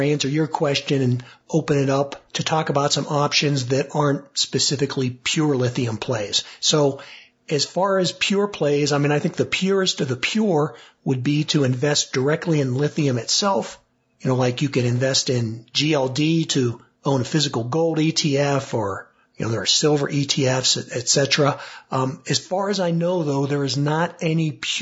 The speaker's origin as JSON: {"language": "English", "town": "Monroeville", "region": "Pennsylvania", "country": "United States", "tie": "born or raised there", "said": "I grew up in the Pittsburgh suburb called Monroeville"}